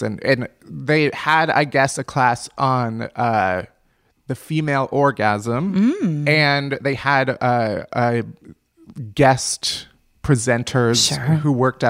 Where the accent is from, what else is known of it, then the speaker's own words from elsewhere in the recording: Chicago, Illinois, United States; I grew up in Chicago. I went to Northwestern.